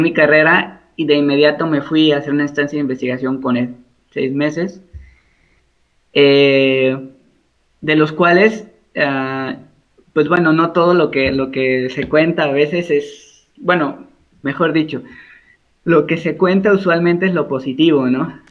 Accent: Veracruz, Mexico; moved away as an adult; also born or lived in Mexico City; Yo soy veracruzano, soy jarocho y egresado orgullosamente de la Universidad Veracruzana

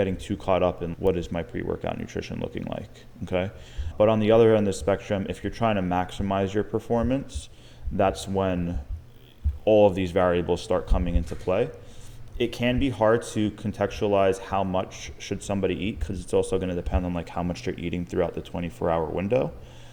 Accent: Long Island, New York, United States; now in Tampa, United States; I'm from Long Island, New York

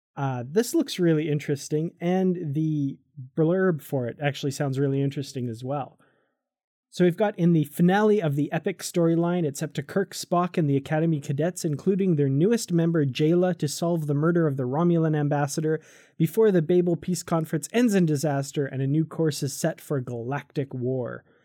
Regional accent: Canada; I'm from Canada

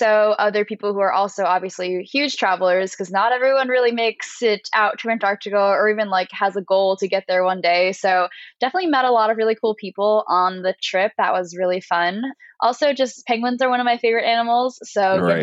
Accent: New Jersey, United States; moved away; also born or lived in New York; I'm from New Jersey

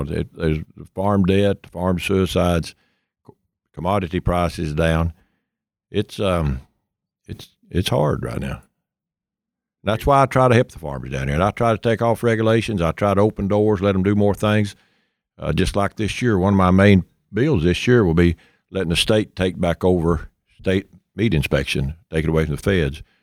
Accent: East Tennessee, United States; I was born and raised in East Tennessee

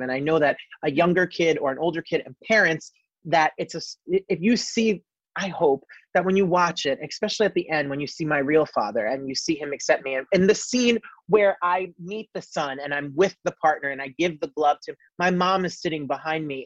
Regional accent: New Jersey, United States; I was born and raised in New Jersey

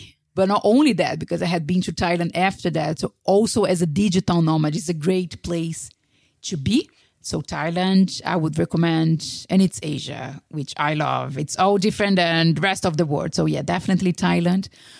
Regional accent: Brazil; moved away; also born or lived in Spain; if I was still in Brazil, in my hometown, or still in Spain, I wouldn't have lived.

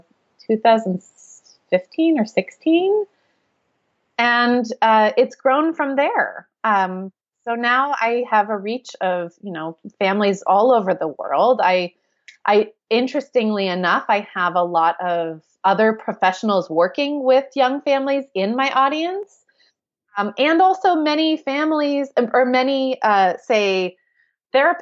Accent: United States; accent: American; moved away as an adult; also born or lived in London; we are obviously American, as you can tell from my accent

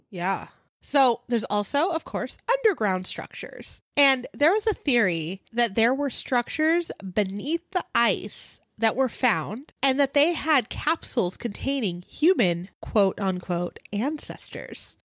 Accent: Simi Valley, California, United States; moved away; my hometown in Simi Valley

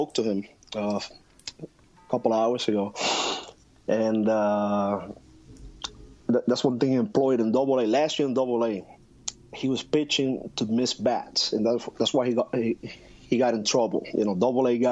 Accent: Puerto Rico; moved away; growing up in Puerto Rico, especially in the 80s

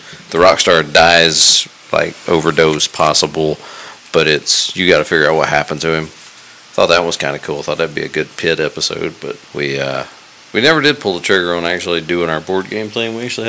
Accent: Rockmart, Georgia, United States; born or raised there

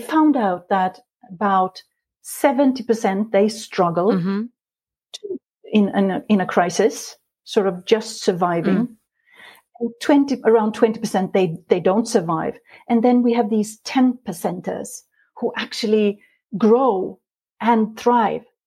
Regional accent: Sweden; moved away as an adult; now in Norway; I was born in Sweden many years ago, but for the past 22 years, I've lived in this beautiful country in Norway

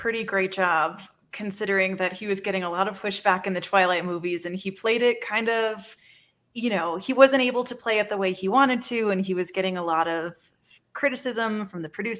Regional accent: the South, United States; I'm from the South

